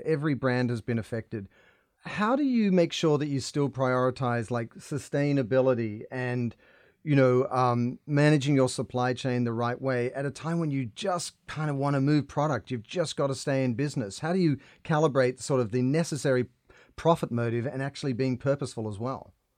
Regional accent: Australia; I grew up in Australia in the water

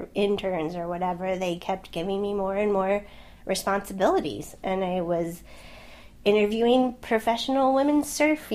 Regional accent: Southern California, United States; also born or lived in Swansea, Wales; I'm from California, right? I'm from Southern California. It's a beach place. Did not live far from the ocean

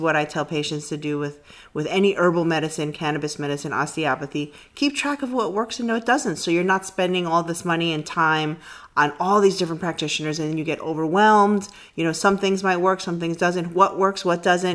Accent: New York City, New York, United States; I grew up in the Bronx

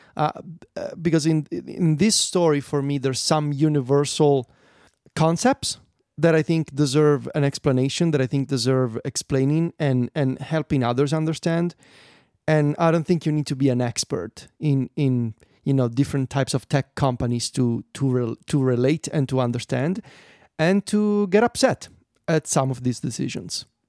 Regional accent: Italy; I'm Italian

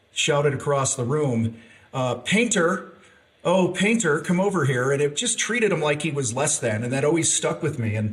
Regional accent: outside of Chicago, Illinois, United States; moved away as an adult; I grew up outside of Chicago

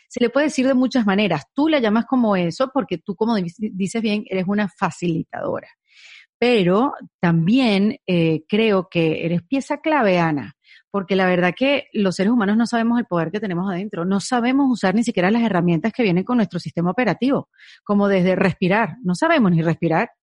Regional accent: Venezuela; en Venezuela tenemos la ñapa

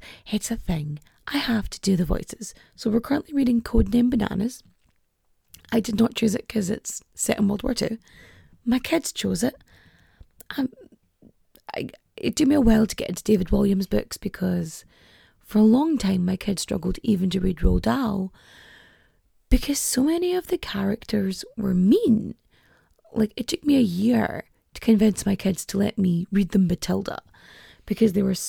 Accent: Ulster, Ireland; Like, I'm from Donegal. I have lived in Donegal the majority of my life. I grew up here. I speak Irish, poorly, but I speak it.

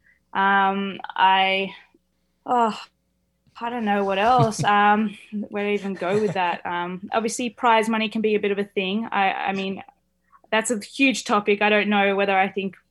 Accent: Australia; as an Australian

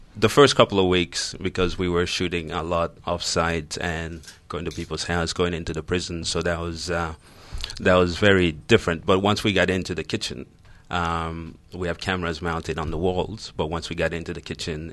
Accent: Toronto, Ontario, Canada; now in Australia; I grew up in Canada, in Toronto

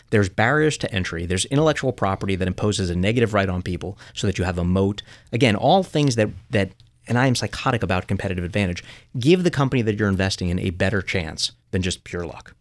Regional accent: New York City, New York, United States; growing up in Coney Island

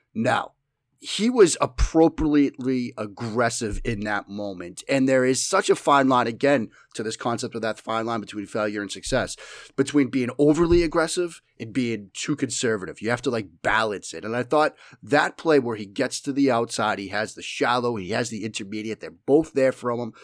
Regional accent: Boston, Massachusetts, United States; accent: Boston; my flagrant Boston accent

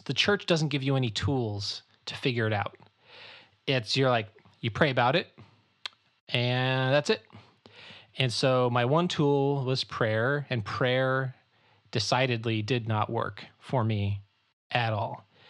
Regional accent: Chicago, Illinois, United States; also born or lived in Florida / Kansas; And so I was born in Chicago. We moved to Florida. We moved to Kansas, where my dad was a pastor of an evangelical covenant church in Kansas. And then we moved to the Chicago, northwest suburbs of Chicago in like 94.

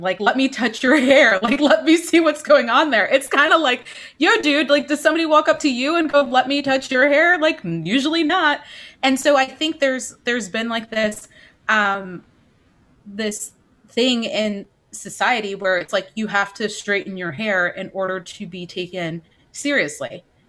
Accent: East Coast, United States; But growing up, especially growing up on the East Coast, I had relaxers since I was, I don't know how old

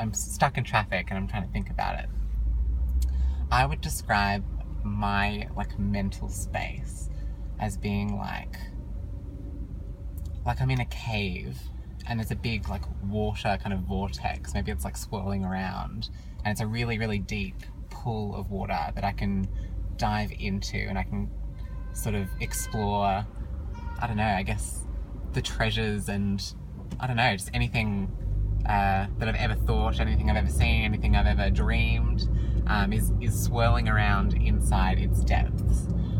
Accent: Sydney, New South Wales, Australia; I am an ENFP from Australia. Actually, Sydney, Australia, I should clarify.

